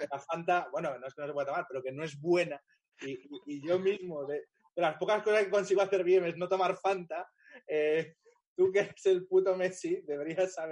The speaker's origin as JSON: {"language": "Spanish", "town": "Pozuelo", "region": "Community of Madrid", "country": "Spain", "said": "Pero yo que soy un chaval de Pozuelo, que ya tenía una casa con jardín"}